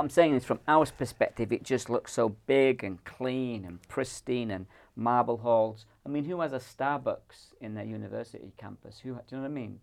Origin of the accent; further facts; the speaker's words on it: Ireland; now in Scotland, United Kingdom; I'm from the Republic of Ireland